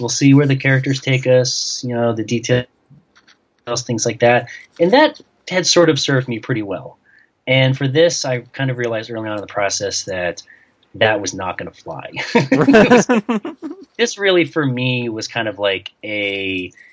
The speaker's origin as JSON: {"language": "English", "region": "New York", "country": "United States", "tie": "born or raised there", "moved": "yes", "said": "I grew up in New York"}